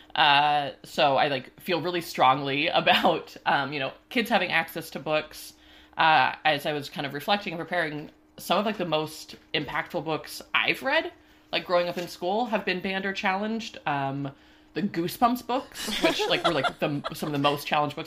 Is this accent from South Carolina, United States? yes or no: no; Washington, United States; moved away as an adult; also born or lived in Ohio / Pennsylvania; now in Pittsburgh, United States; I grew up, uh, in, like, a pretty liberal area out in Washington State